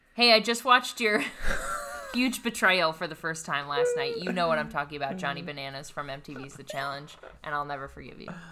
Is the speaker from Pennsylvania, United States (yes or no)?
yes; western Pennsylvania, United States; I am from western Pennsylvania, which is the tip of Appalachia